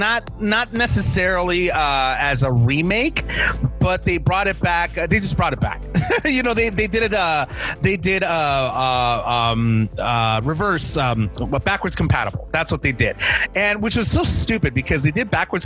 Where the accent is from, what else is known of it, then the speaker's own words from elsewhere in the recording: Los Angeles, California, United States; I'm from Los Angeles